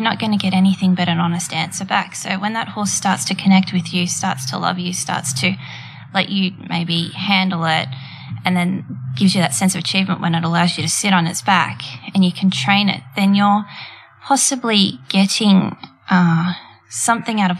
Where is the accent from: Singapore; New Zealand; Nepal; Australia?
Australia; Daleys Point, New South Wales; I started out growing up with my parents at Daly's Point, which is a little coastal area of the Central Coast